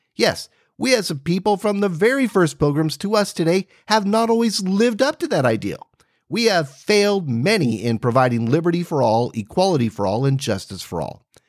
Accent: United States; As an American history teacher, I love our American story

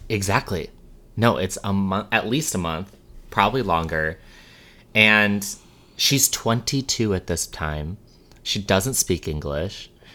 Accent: Illinois, United States; I'm from Illinois

